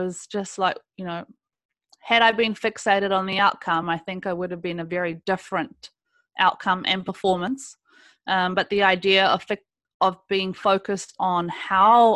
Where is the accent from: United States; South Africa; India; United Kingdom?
South Africa; now in New Zealand; I was born in South Africa